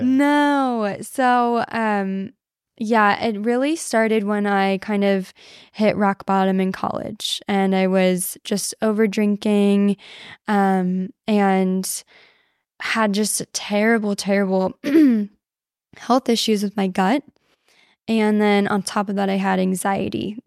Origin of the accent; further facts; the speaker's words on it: Southern Illinois, United States; moved away; I grew up in Illinois, um, Southern Illinois